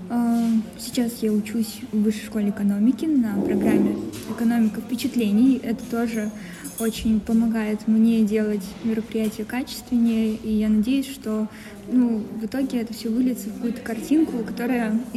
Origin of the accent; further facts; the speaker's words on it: Sergiyev Posad, Moscow Oblast, Russia; А, я из Подмосковья, я живу в городе Сергиев Посад.